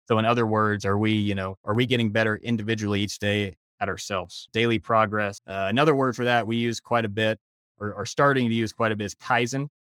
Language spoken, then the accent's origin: English; Decatur, Alabama, United States; moved away as an adult; also born or lived in Charlotte, North Carolina; now in Jackson Hole, United States; Originally, I'm from Decatur, Alabama, another one of those southern transplants out here. Grew up there